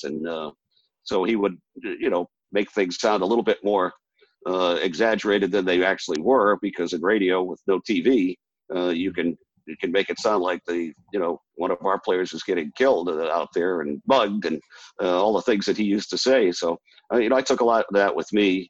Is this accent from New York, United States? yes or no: no; Lawrence, Massachusetts, United States; moved away; I grew up in Lawrence